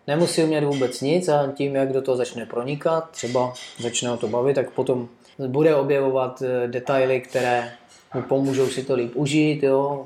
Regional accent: Czechia; já pocházím z Beskyt a tam Eh, máme takovou sjezdovku lokální, jo, eh, kde vždycky, ještě dřív, než já jsem lyžoval, tak se jezdilo mimo, mimo sjezdovku lesem, jo, kolem toho vleku a tak dále. A já jsem tam pak jezdil prostě s rodičem jako malé dítě

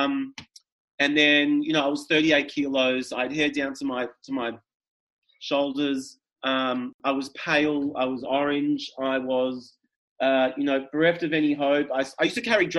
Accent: Melbourne, Victoria, Australia; I grew up in Melbourne, Victoria. I grew up in Toorak

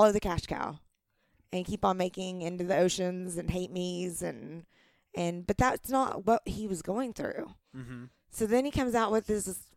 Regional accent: the Bible Belt, United States; I'm from a small town. I'm from the Bible Belt

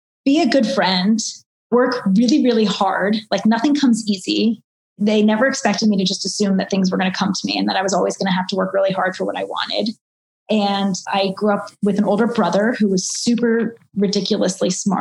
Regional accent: Maryland, United States; moved away; also born or lived in Washington, District of Columbia, United States; I was only a half hour away from home because I grew up in Maryland

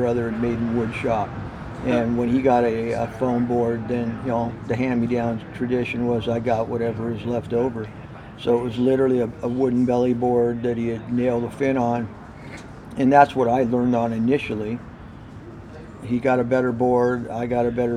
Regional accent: San Diego, California, United States; I grew up in Mission Hills. Mission Hills is about 5 miles inland from the coast

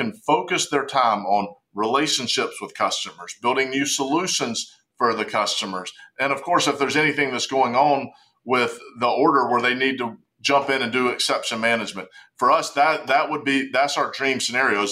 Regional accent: Charlotte, North Carolina, United States; accent: Southern (North Carolina); If my accent doesn't give it away, we're in Charlotte, North Carolina

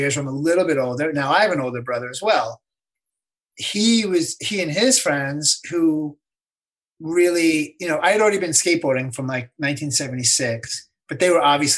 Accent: suburbs of New York, United States; I was from the suburbs of New York

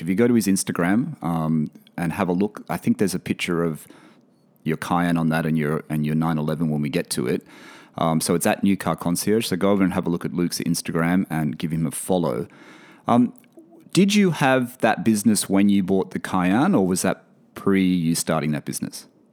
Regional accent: Australia; moved away

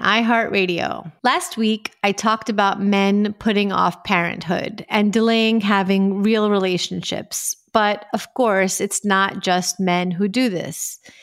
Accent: New York, United States; I grew up in New York

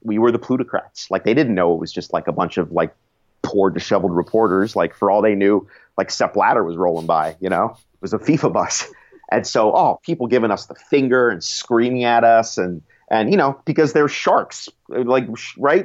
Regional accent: United States; as an American journalist, uh, you know, my country didn't qualify

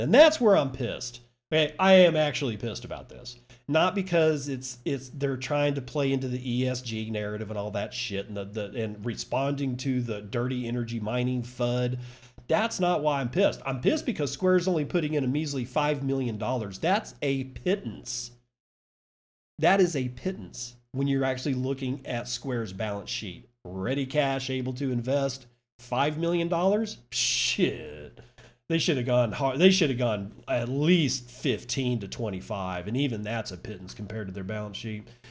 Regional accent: United States; I'm an American

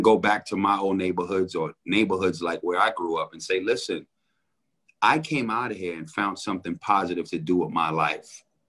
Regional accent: New York City, New York, United States; Oh, man. New York was an incredible place to grow up.

